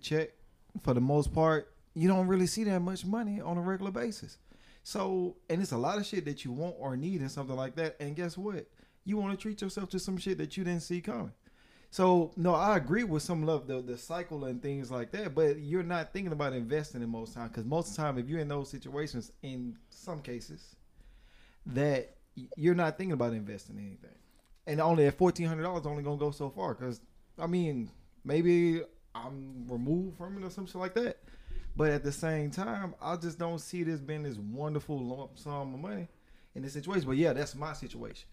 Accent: Mobile, Alabama, United States; I'm from Maysville, Baltimore, Mayville. And Maysville area.

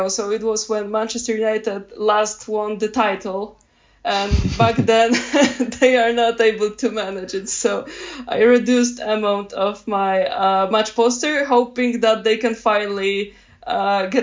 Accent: Poland; I'm from Poland

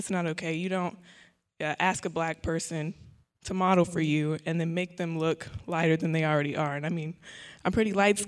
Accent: Oklahoma, United States; I'm actually from Oklahoma, too. I'm a psychology major here at Prairie View.

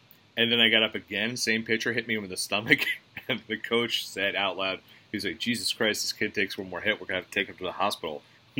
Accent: Edison, New Jersey, United States; my hometown of Edison

